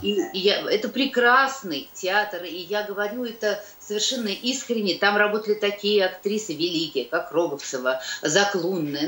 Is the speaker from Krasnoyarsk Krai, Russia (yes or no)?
no; Dubna, Moscow Oblast, Russia; also born or lived in Kyiv; now in Moscow, Russia; Мама живет в Дубне, э, там, где я выросла, это под Москвой